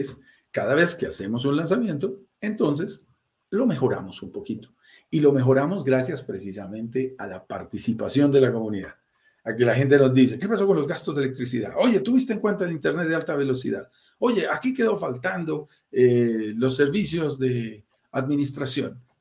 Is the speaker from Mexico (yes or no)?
no; Colombia; also born or lived in Bogotá, Colombia; Yo vivo en Bogotá, Colombia, soy colombiano, como tú lo sentirás en mi acento